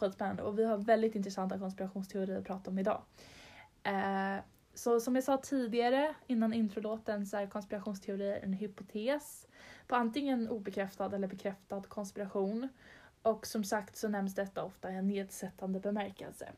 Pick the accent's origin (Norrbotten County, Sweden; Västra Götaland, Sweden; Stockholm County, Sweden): Stockholm County, Sweden; Stockholm; vi är två tjejer från Stockholm